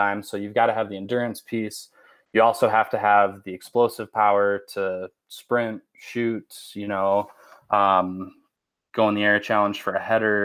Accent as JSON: {"language": "English", "town": "Spicer", "region": "Minnesota", "country": "United States", "tie": "born or raised there", "said": "I grew up super small town Minnesota. I'm from Spicer."}